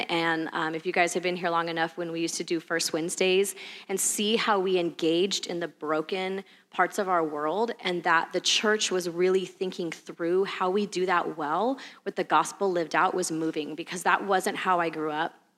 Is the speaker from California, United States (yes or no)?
yes; California, United States; moved away as an adult; we're from California originally